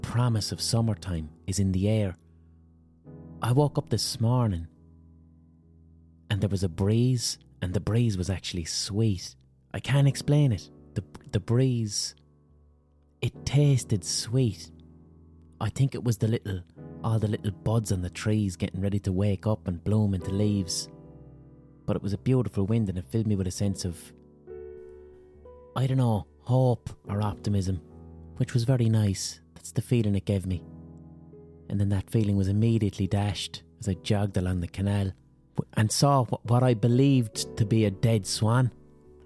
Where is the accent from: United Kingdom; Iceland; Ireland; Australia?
Ireland; Limerick, Munster; I'm from Limerick